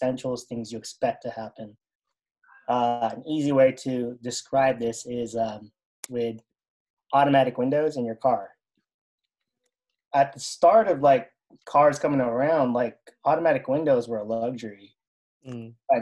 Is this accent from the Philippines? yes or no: yes; Philippines; now in United States; I grew up in the Philippines